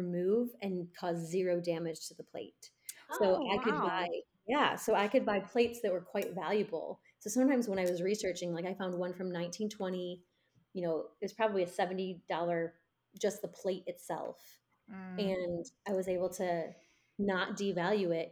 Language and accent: English; Michigan, United States; also born or lived in Lennon, Michigan; now in Greenville, United States; I'm from Michigan